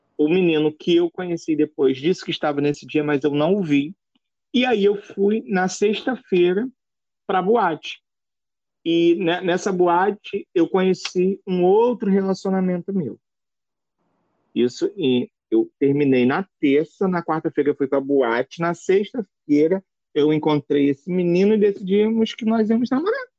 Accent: Brazil; eu não ia sair da minha terra natal

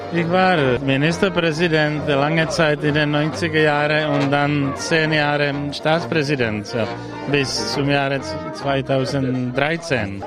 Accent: Czechia; German is a second language

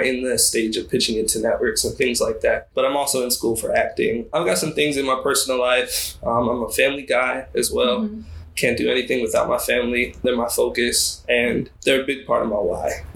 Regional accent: Baltimore, Maryland, United States; I'm from Baltimore, Maryland, 25.

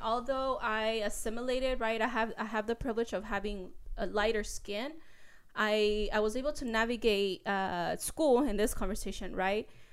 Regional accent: Mexico; now in United States; I was born in Mexico

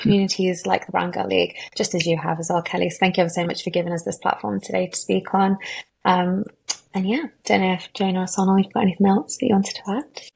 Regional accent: Derby, East Midlands, United Kingdom; I'm from Derby

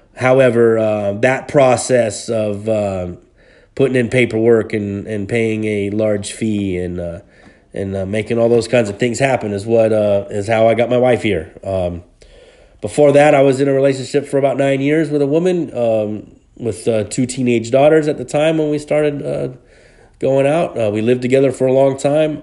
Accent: Hayward, California, United States; Hayward, California, which is my hometown

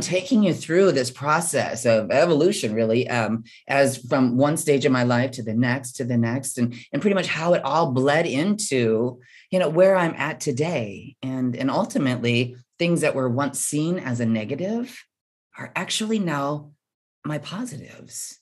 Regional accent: Midwest, United States; I was born and raised in the Midwest

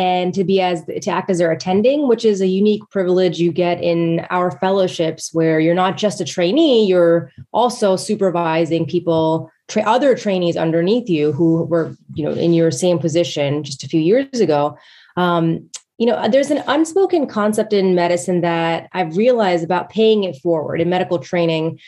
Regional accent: Westchester, New York, United States; moved away as an adult; I was actually born and raised in Westchester, New York

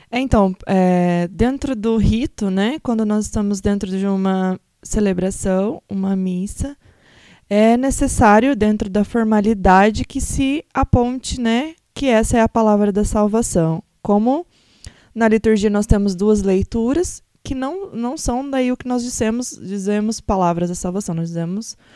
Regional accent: Cornélio Procópio, Paraná, Brazil; Também sou daqui de Cornélio

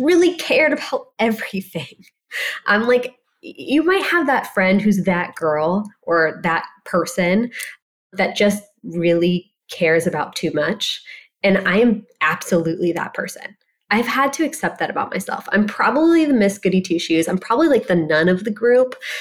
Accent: Ohio, United States; a very small girl growing up in Ohio

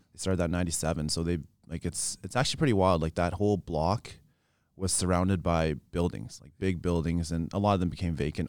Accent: Regina, Saskatchewan, Canada; born and raised in Regina

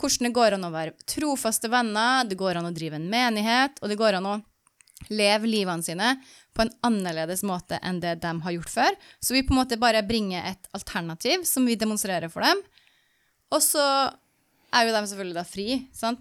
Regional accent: Norway; moved away; jeg som nordmann

